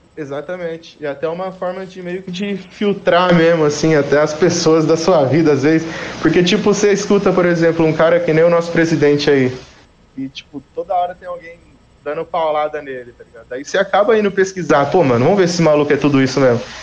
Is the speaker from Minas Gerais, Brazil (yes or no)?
no; Carapicuíba, São Paulo, Brazil; moved away; also born or lived in Osasco; Eu sou de Carapicuíba